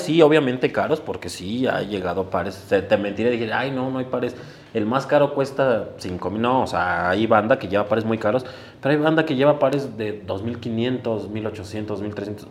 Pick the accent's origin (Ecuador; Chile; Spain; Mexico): Mexico; Mexico City; Los dos somos originarios de Iztapalapa